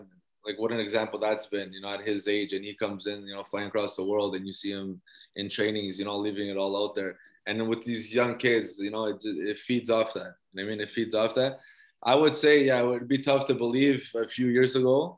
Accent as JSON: {"language": "English", "town": "Toronto", "region": "Ontario", "country": "Canada", "tie": "born or raised there", "also_born_or_lived": "Mississauga / Portugal", "moved": "as an adult"}